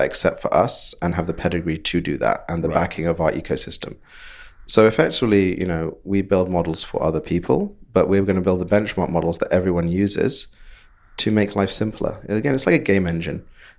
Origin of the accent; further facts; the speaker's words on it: Bangladesh; accent: British; now in London, United Kingdom; back to Bangladesh. Right. Where I grew up and then came to London, worked my British accent, and it got pretty good over the years.